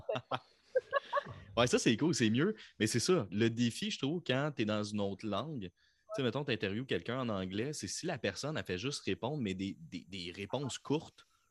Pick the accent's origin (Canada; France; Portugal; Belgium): Canada; Quebec; accent: Quebec; au Québec, on fait ah, j'ai un accent